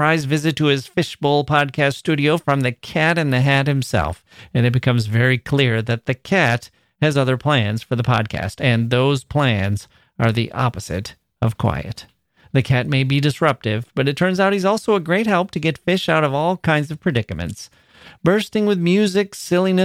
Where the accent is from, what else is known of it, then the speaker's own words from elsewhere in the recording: Wisconsin, United States; Wisconsin. So thanks once again, you ditch made by glaciers. my home state